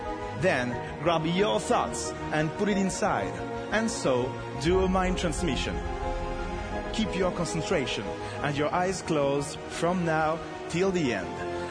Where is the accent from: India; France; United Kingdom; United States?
France; English is a second language